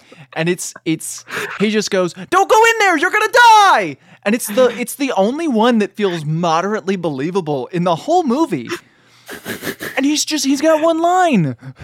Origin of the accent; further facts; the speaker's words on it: England, United Kingdom; And so, we watched the American version because we're English.